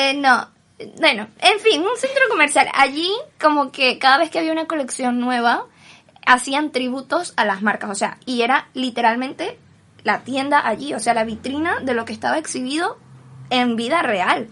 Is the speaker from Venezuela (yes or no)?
yes; Venezuela; now in Spain; soy de Venezuela